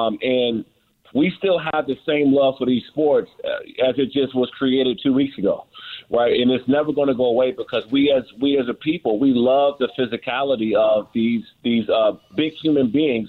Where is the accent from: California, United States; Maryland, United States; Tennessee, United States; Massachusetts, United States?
Maryland, United States; I'm from Prince George's County, Maryland, in Washington, D.C. We grew up around boxers.